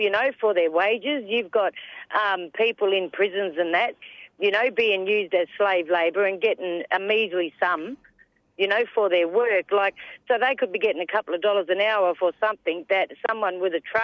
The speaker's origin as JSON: {"language": "English", "area": "Whadjuk Noongar country", "region": "southwest of Western Australia", "country": "Australia", "also_born_or_lived": "Kwinana, Western Australia", "said": "I'm from Noongar Buja, Noongar country in the southwest of WA. So I'm from Whadjuk country"}